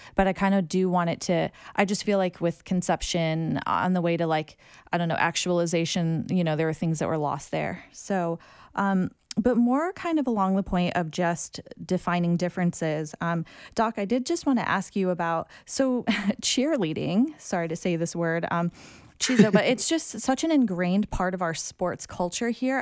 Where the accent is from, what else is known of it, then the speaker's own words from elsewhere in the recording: United States; accent: American; I'm Asian American